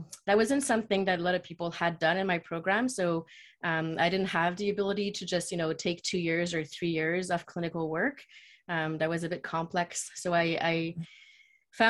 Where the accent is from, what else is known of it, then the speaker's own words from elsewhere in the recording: Quebec City, Quebec, Canada; moved away as an adult; now in Toronto, Canada; I was born and raised in Quebec City, which is a city in Quebec, which is the French side of Canada.